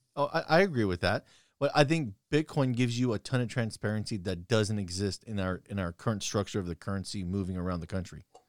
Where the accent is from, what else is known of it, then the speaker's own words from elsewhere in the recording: United States; As an American